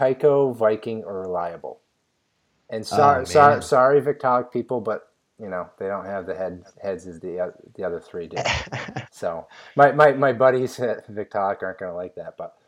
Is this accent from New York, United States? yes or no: yes; upstate New York, United States; growing up in New York, upstate New York, and then moving to New York City later in life